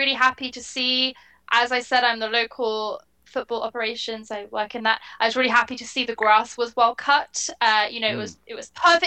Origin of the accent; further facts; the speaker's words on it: England, United Kingdom; being English myself